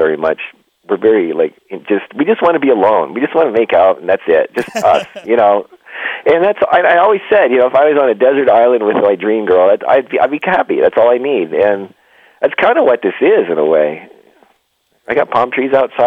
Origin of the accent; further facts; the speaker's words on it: Canada; also born or lived in California / Nevada; now in United States; we grew up in the Northeast where it was cold and snowy. I was in Canada